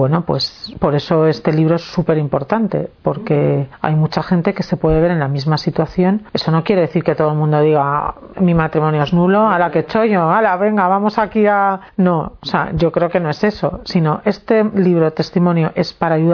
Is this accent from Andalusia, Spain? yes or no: yes; Málaga, Andalusia, Spain; moved away; yo salí de Málaga para meterme en Malagón